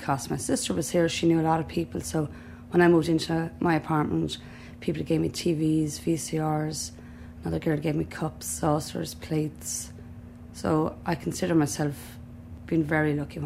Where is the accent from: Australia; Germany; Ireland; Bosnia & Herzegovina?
Ireland; Southeast Kilkenny, Leinster; moved away as an adult; also born or lived in Waterford / Dublin; now in United States; I'm from Southeast Kilkenny, from a family of seven